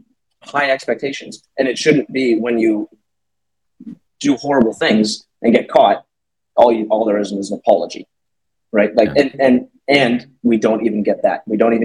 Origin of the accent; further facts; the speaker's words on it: Canada; as a Canadian citizen